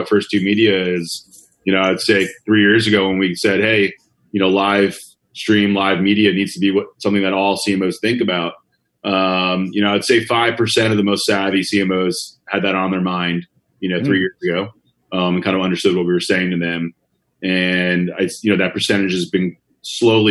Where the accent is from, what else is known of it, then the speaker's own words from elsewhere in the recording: New York, United States; moved away as an adult; also born or lived in Maryland / Bay Area, California; born and raised in New York, moved out to California right after graduating University of Maryland